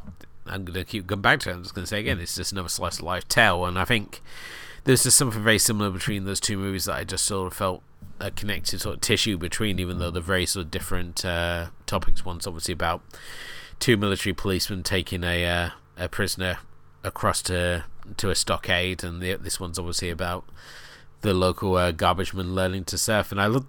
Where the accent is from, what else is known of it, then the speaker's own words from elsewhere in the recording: Newquay, South West England, United Kingdom; I grew up in Newquay, and okay, I was a skater punk, and we hated the surfers because the surfers felt that they ran the town